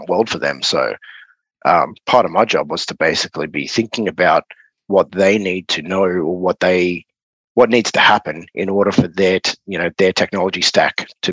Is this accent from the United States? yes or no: no; Australia; accent: Aussie